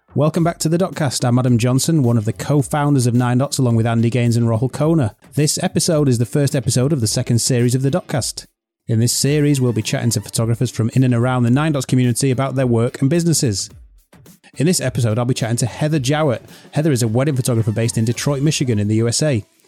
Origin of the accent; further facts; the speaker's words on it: England, United Kingdom; accent: English; my accent